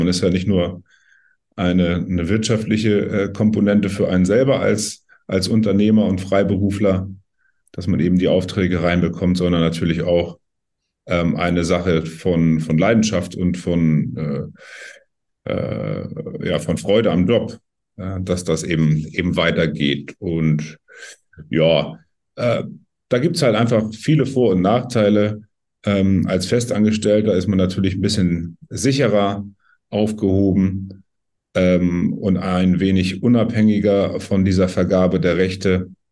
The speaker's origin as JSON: {"language": "German", "region": "Schleswig-Holstein", "country": "Germany", "tie": "born or raised there", "said": "ich bin hier in Schleswig-Holstein groß geworden"}